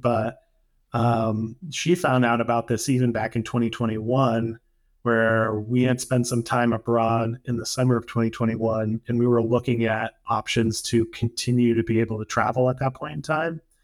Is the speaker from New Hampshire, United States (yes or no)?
yes; New Hampshire, United States; moved away as an adult; now in Syros, Greece; I grew up in New Hampshire, which is, you know, it's it's kind of a small state in northern New England